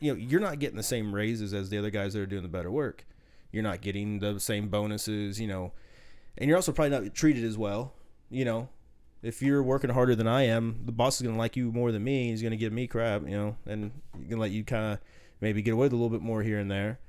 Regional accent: the South, United States; accent: slight southern; I've always been told I have a slight southern accent

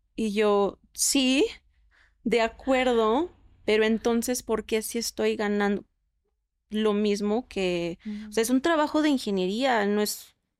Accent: Mexico; soy mexicana

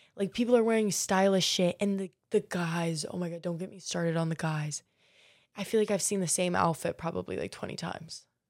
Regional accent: Marco Island, Florida, United States; now in Miami, United States; I'm from Marco Island, um, which for y'all who don't know, Naples might ring a little bit more of a bell

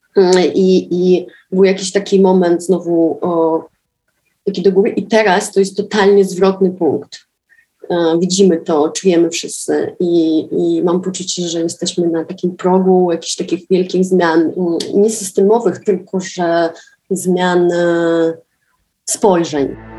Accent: Dnipro, Dnipropetrovsk Oblast, Ukraine; Polish is a second language; moved away as an adult; now in Warsaw, Poland; w Warszawie, gdzie mieszkam od 11 lat. Pochodzę z Dniepra, z Ukrainy

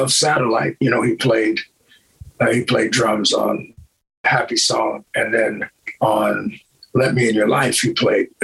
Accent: Buffalo, New York, United States; also born or lived in Los Angeles / Detroit; now in Las Vegas, United States; I'm from Buffalo, New York. Originally

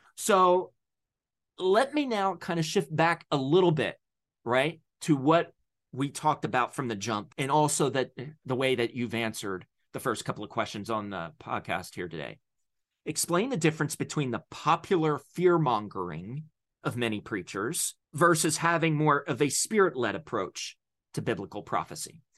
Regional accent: Delaware, United States; now in Pennsylvania, United States; I was born in Delaware. I now live in P A.

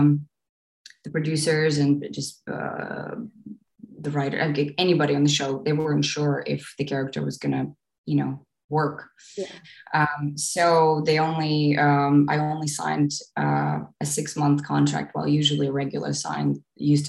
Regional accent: Eastern Ukraine, Ukraine; moved away; I was born in Eastern Ukraine and raised there as well

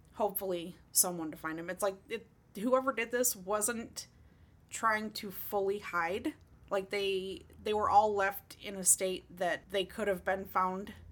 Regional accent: Oakland County, Michigan, United States; the county that I grew up in in Michigan

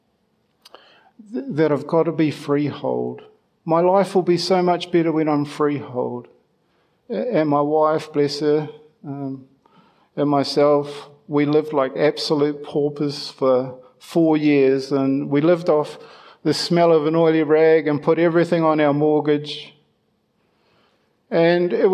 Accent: Ireland; being Irish

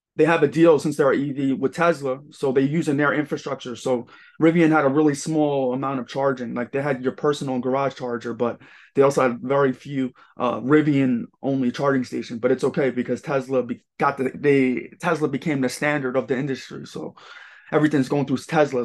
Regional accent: Long Island, New York, United States; also born or lived in Los Angeles; Long Island, right bu-, right by Queens

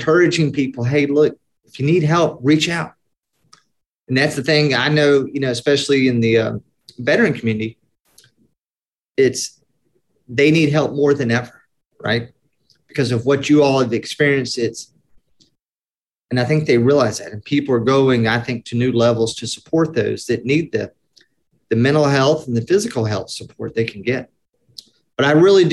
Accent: Atlanta, Georgia, United States; I was born in Atlanta, Georgia, 1974, traditional Southern Baptist family

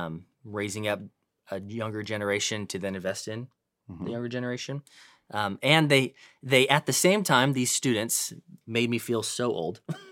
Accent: California, United States; now in Dallas, United States; but I'm born and raised in Northern California.

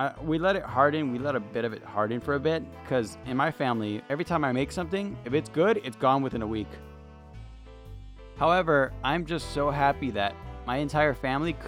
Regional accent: California, United States; I'm from California

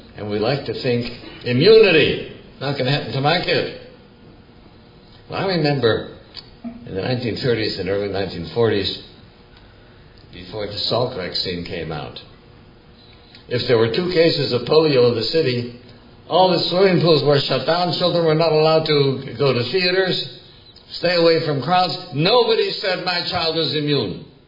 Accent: Milwaukee, Wisconsin, United States; I grew up in Milwaukee in the 1930s.

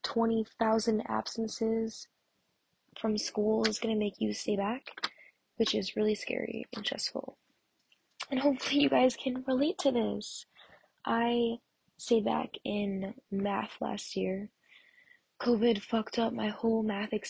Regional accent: Massachusetts, United States; I'm from Massachusetts, and it's, if you don't know what that is, it's like near the Cape

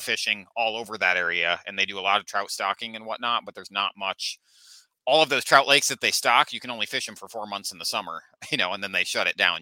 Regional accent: Manistee, Michigan, United States; I grew up right, right on the Manistee River there

